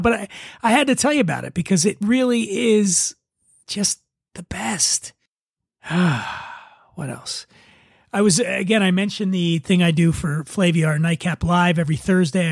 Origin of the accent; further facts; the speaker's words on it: Philadelphia, Pennsylvania, United States; I'm from Philadelphia